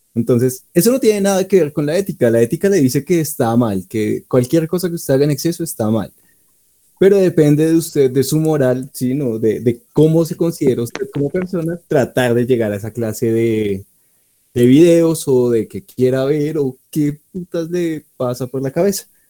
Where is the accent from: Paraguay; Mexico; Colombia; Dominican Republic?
Colombia; donde nos tratan a los colombianos